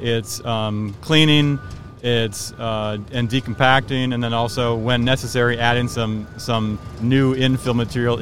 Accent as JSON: {"language": "English", "town": "Minneapolis", "region": "Minnesota", "country": "United States", "tie": "born or raised there", "said": "I grew up in the Minneapolis area. I kind of worked in the Minneapolis area my whole life"}